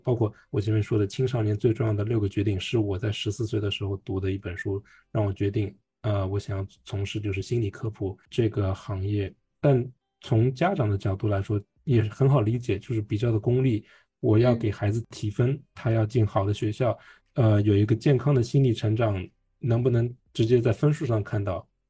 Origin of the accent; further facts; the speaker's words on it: Shanghai, China; first language Mandarin; also born or lived in Hong Kong; 虽然我是出生在香港，但我从小在上海长大